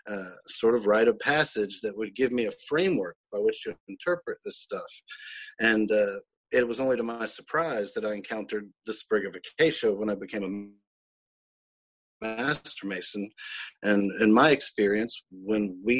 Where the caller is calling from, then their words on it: Tupelo, Mississippi, United States; I'm in Tupelo, Mississippi, uh, on our um, family farm here